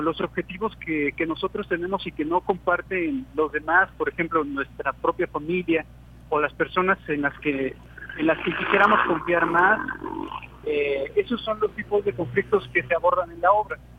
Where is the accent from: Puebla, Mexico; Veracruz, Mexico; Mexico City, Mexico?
Veracruz, Mexico; nuestra cultura veracruzana